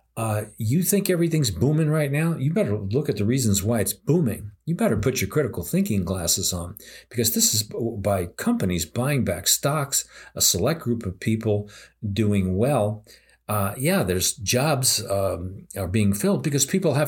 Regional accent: United States; as an American

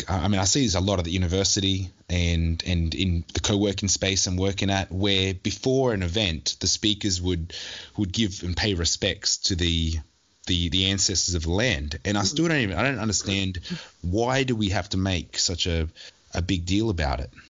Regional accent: Newcastle, New South Wales, Australia; I was born in Newcastle, grew up in Newcastle, left for maybe at most four years mm-hmm. in my whole life where I was living overseas

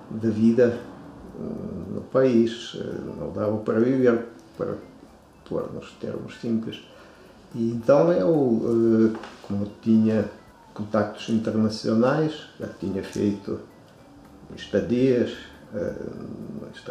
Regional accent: Russia; Portuguese is a second language; moved away as an adult; also born or lived in Niterói, Brazil; now in Braga, Portugal; uh, ah, sou russo, luso-russo, uh, ah, tenho 61 anos, nasci na União Soviética, um país que já não existe.

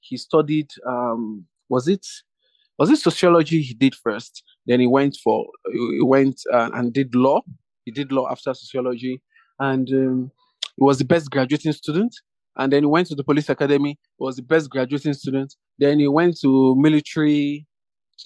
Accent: Lagos, Nigeria; I was born and bred in Lagos. I'm from Badagry local government.

